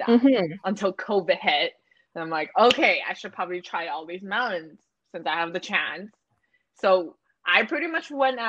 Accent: Calgary, Alberta, Canada; moved away; growing up in Calgary, you're so sick of it.

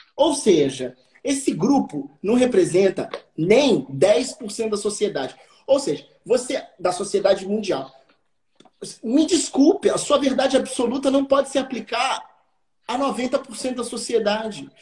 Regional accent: Juiz de Fora, Minas Gerais, Brazil; moved away; also born or lived in Rio de Janeiro / São Paulo; Eu tinha 10 anos quando essa lei foi aprovada na minha cidade

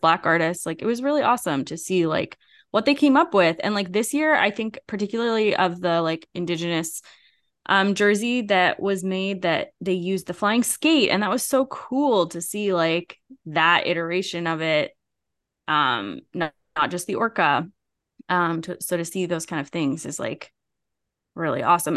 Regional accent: Canada; I was from Canada

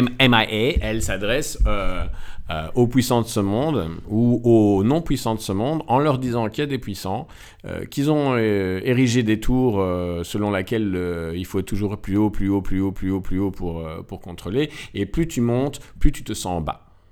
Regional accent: Belgium; also born or lived in Morocco; j'ai quitté la Belgique

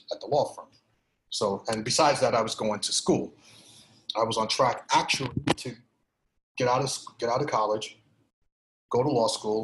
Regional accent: New York City, New York, United States; also born or lived in Grenada; Grew up in Brooklyn. Grew up in Flatbush, Brooklyn. Came to this country in 79 from the Caribbean nation of Grenada.

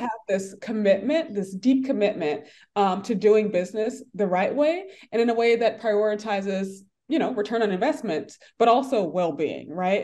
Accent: Atlanta, Georgia, United States; I grew up in Atlanta.

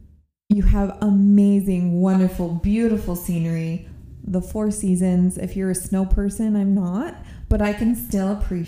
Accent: California, United States; born there; And I've been other places. I was born in California. I've been, you know, I'm not just one that's like born and raised. I love Utah.

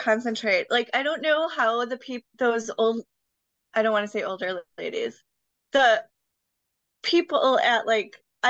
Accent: Wisconsin, United States; now in Chicago, United States; I grew up in Wisconsin

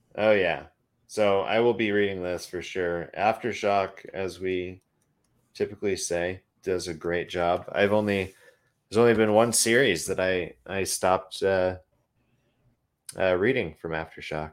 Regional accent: Idaho, United States; now in Oregon, United States; growing up in Idaho

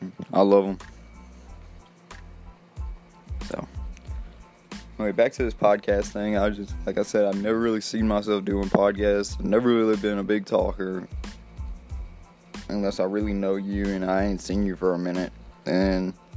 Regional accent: Slidell, Louisiana, United States; born there; now in Mississippi, United States; Really, I was born in Slidell, Louisiana, 1994. And my birthday's in December. I currently live in Mississippi

